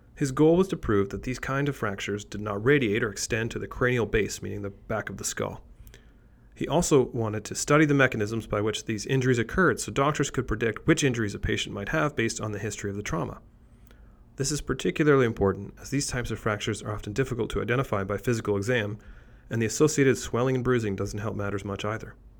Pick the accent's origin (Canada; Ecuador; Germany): Canada; despite being Canadian, I don't speak French